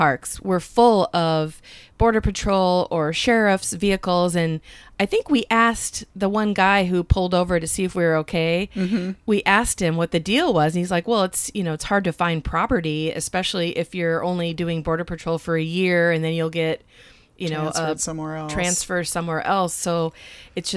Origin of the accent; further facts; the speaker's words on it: Iowa, United States; we're from Iowa